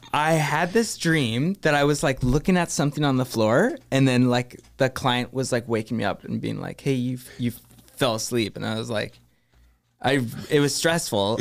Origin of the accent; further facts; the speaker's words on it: Thunder Bay, Ontario, Canada; moved away as an adult; also born or lived in Vancouver; growing up in Thunder Bay